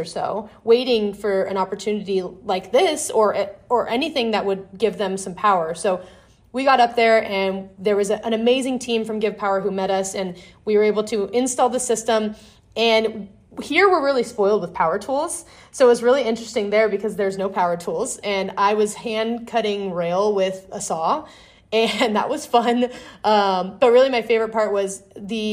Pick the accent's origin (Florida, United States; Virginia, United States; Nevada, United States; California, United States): Nevada, United States; Las Vegas; I'm growing up in Vegas